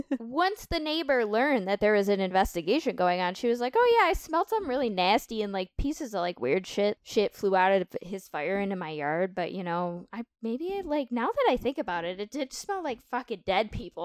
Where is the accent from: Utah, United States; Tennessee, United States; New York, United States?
New York, United States; Lewiston; Growing up in Lewiston